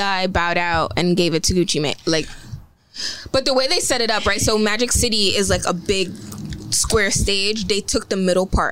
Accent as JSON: {"language": "English", "region": "New York", "country": "United States", "said": "I am a New Yorker."}